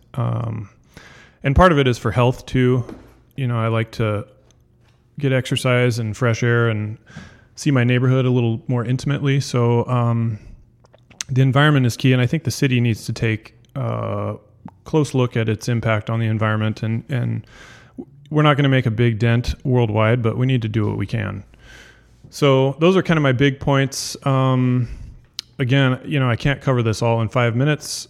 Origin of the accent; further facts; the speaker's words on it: Puget Sound area, Washington, United States; now in Everett, United States; We're both from the Puget Sound area